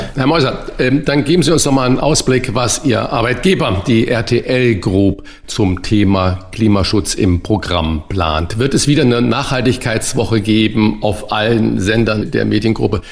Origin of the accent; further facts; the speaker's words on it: Saarland, Germany; Er ist gebürtiger Saarländer wie ich